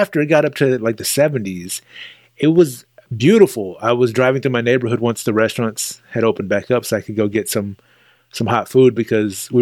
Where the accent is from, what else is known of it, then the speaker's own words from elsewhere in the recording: Texas, United States; as a Texan